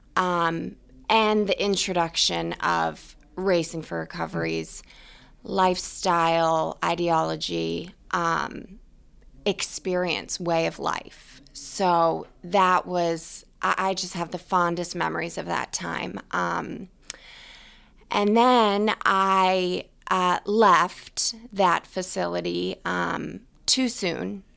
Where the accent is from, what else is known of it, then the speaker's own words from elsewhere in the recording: New Hampshire, United States; also born or lived in Ohio; now in Boston, United States; I'm from New Hampshire